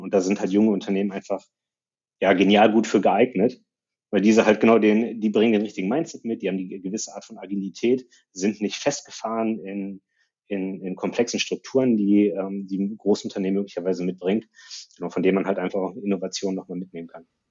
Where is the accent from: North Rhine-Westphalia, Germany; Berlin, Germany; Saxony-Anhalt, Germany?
North Rhine-Westphalia, Germany; Ruhr area; ich komme aus dem Ruhrgebiet